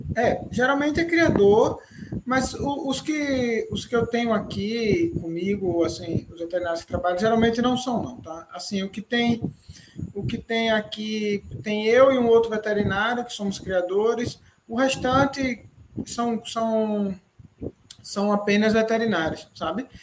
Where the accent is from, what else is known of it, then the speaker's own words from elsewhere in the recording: Recife, Pernambuco, Brazil; also born or lived in Serra Talhada; eu sou de Pernambuco, né, Recife